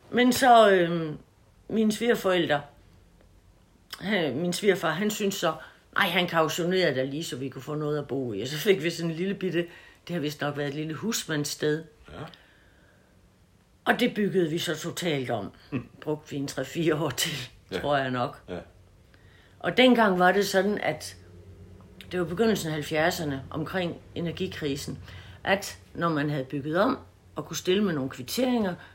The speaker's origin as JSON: {"language": "Danish", "town": "Haderslev", "region": "Southern Denmark", "country": "Denmark", "tie": "born or raised there", "said": "Dumme mig, jeg er vokset op ved Haderslev"}